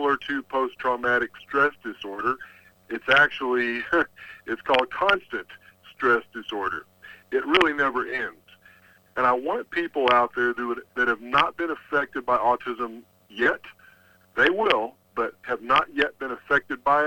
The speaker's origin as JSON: {"language": "English", "region": "Texas", "country": "United States", "said": "I'm from Texas"}